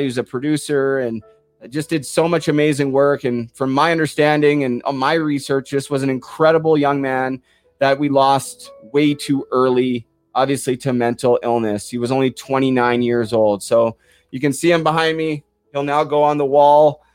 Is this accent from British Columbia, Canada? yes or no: yes; Port Coquitlam, British Columbia, Canada; my hometown of Port Coquitlam, British Columbia